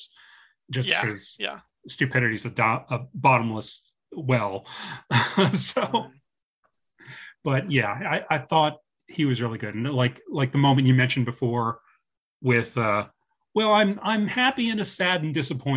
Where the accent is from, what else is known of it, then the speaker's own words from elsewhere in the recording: New Jersey, United States; We're two comedians from New Jersey